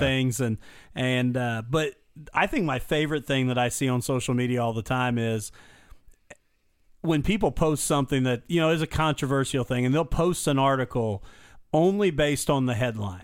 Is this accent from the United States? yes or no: yes; Illinois, United States; moved away; I was born in Illinois and grew up there for a while